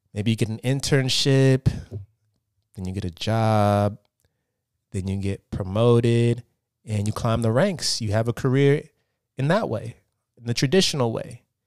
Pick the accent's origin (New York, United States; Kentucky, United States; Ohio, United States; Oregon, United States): Oregon, United States; Portland; moved away as an adult; now in Los Angeles, United States; I currently live in Los Angeles, California. I'm, I'm, uh, I'm from Portland, Oregon